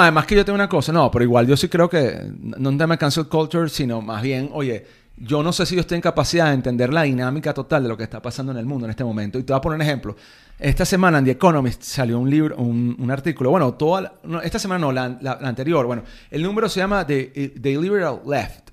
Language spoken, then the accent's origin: Spanish; Venezuela; yo soñaba en algún momento con ser algún notable en mi país